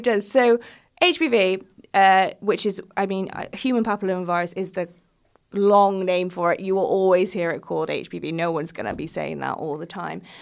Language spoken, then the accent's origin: English; United States; I am from the United States